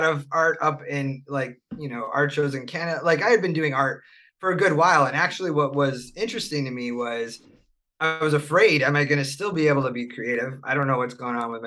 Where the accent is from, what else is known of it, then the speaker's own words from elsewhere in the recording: Buffalo, New York, United States; moved away; also born or lived in Charlotte; I grew up in Buffalo.